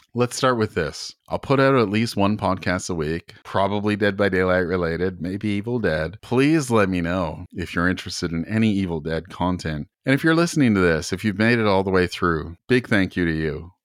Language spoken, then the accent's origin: English; Canada; I'm from Canada